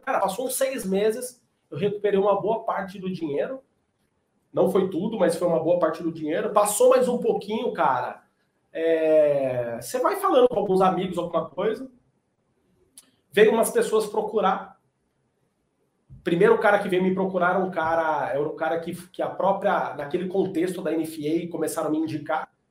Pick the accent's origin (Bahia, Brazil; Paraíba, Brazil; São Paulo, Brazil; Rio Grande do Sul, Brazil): São Paulo, Brazil; moved away as an adult; now in Goiânia, Brazil; Então eu nasci em São Paulo, tô em Goiânia hoje, porque minha esposa é goiana, mudei para cá vai fazer uns dois anos